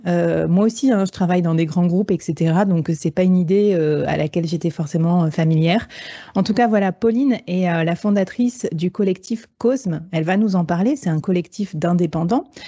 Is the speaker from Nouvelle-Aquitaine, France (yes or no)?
yes; Bordeaux, Nouvelle-Aquitaine, France; je suis bordelaise